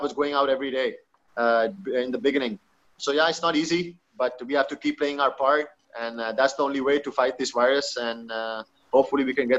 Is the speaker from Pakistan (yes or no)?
yes; Pakistan; English is a second language; being a Pakistani, being a Muslim, you can't even dream of that, you know?